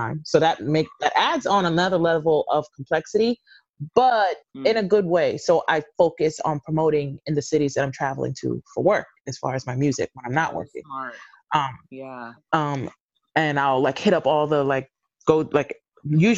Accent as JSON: {"language": "English", "town": "New York City", "region": "New York", "country": "United States", "said": "I'm from Brooklyn originally."}